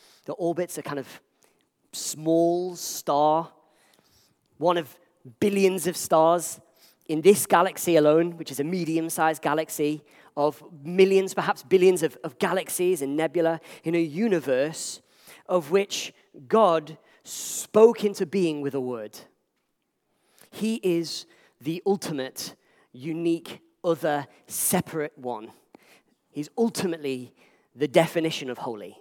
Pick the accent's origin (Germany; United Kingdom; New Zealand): United Kingdom; Liverpool, North West England; Back in my family home, when I grew up in Liverpool